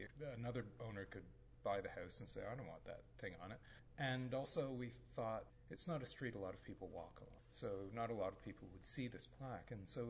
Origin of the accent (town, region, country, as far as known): Montreal, Quebec, Canada; born or raised there; moved away as an adult; now in St. Marys, Canada